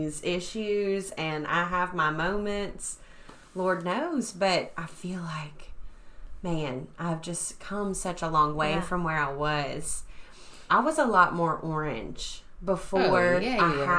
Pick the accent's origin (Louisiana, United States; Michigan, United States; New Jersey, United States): Louisiana, United States; Bossier Parish; also born or lived in Abilene, Texas / Ennis, Texas; I'm from Bossier Parish